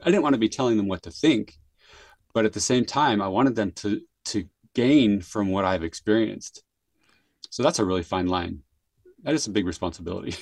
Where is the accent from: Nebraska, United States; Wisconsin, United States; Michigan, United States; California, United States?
California, United States; San Jose; now in Utah, United States; I grew up in San Jose, California